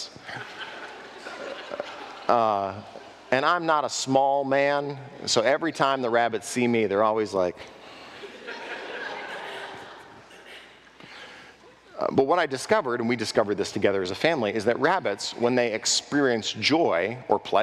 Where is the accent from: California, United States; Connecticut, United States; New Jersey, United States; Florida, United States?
California, United States; Southern; also born or lived in Texas; I grew up in Southern California where livestock is rare.